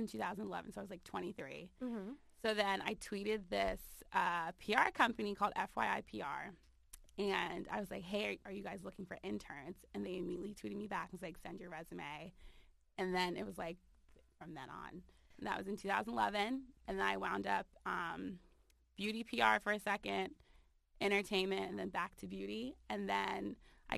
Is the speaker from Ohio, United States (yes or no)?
no; Maryland, United States; moved away as an adult; also born or lived in Hampton, Virginia; I'm originally from Maryland.